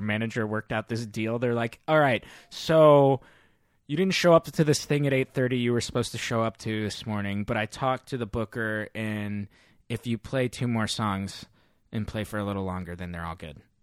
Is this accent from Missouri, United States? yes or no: yes; St. Louis, Missouri, United States; now in San Francisco, United States; back home in Missouri in my hometown